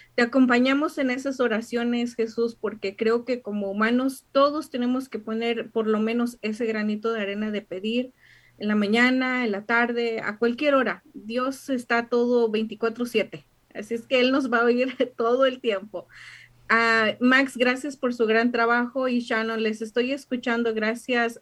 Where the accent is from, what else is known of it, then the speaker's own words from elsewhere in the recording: Mexico; now in United States; yo como buena mexicana